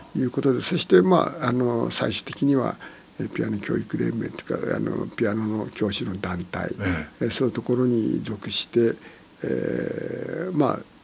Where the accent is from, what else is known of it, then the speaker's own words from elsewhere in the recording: Niigata, Japan; 新潟でして